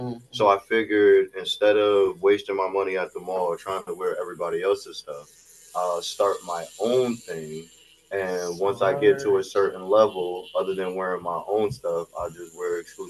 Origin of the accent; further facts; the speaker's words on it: New Haven, Connecticut, United States; I am originally from New Haven, Connecticut. For people that go with the subsections, I'm from Neville, Dixwell area. But I've lived in a couple different spots around New Haven.